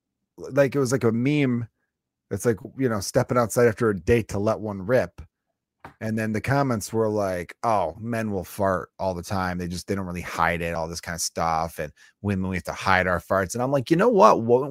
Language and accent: English; Chicago, Illinois, United States; I'm fucking from the North Side, you White Sox fan piece of shit.